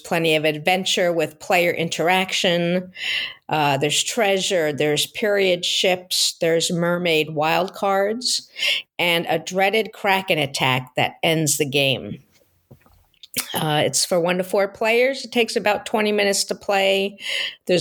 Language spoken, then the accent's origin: English; Long Island, New York, United States; also born or lived in Seattle area, Washington; now in Seattle, United States; I grew up on Long Island in New York